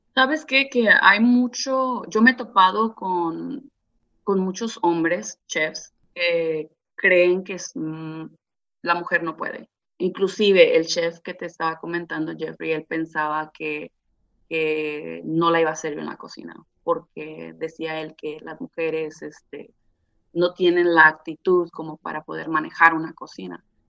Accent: Ixtapan de la Sal, State of Mexico, Mexico; now in California, United States; yo soy originaria de Ixtapan de la Sal, México

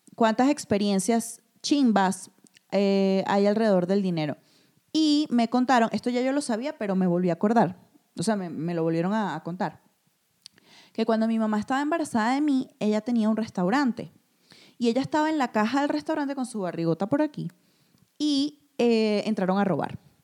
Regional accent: Venezuela; also born or lived in Madrid, Spain; now in Mexico; en el país donde yo nací, crecí y que tanto amo

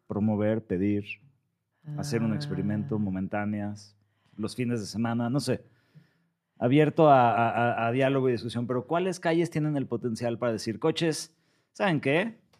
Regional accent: Mexico; soy el único mexicano

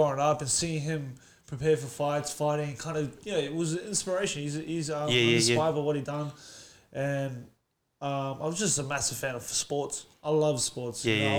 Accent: Sydney, New South Wales, Australia; now in Melbourne, Australia; Born and raised in Australia, Sydney, but now living here in Melbourne.

